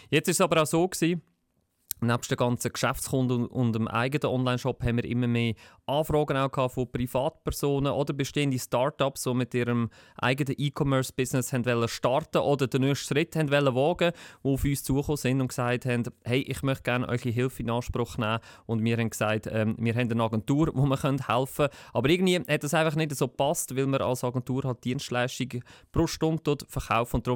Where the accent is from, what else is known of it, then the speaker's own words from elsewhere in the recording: Lucerne, Switzerland; Ich komme aus Luzern. Ich habe auch in Luzern studiert